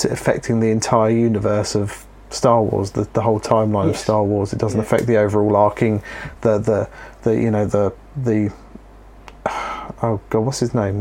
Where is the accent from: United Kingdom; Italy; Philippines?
United Kingdom; England; we're from England.